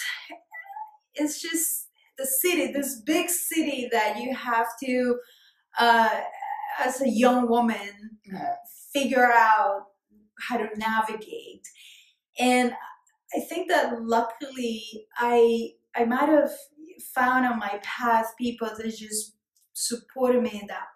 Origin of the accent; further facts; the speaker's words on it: Colombia; English is a second language; moved away as an adult; now in New York City, United States; I'm a New Yorker and I'm Colombian by birth.